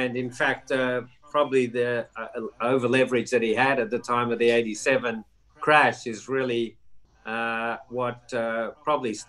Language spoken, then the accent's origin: English; Melbourne, Victoria, Australia; also born or lived in New York; I was sent back to my hometown in Melbourne